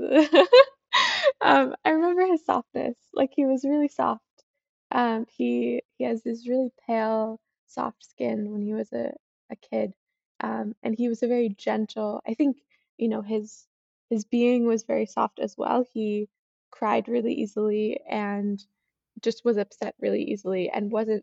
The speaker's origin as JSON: {"language": "English", "town": "Boston", "region": "Massachusetts", "country": "United States", "said": "I'm from Boston area"}